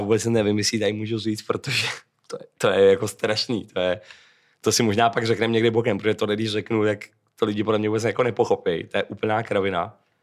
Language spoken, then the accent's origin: Czech; Czechia; u nás v Čechách jako nikoho vyloženě nemám